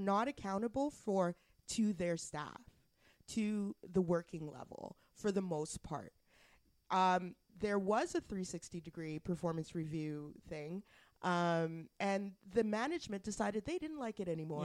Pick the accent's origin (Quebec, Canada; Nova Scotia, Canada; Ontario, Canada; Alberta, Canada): Alberta, Canada; now in Ottawa, Canada; I'm from I'm from Alberta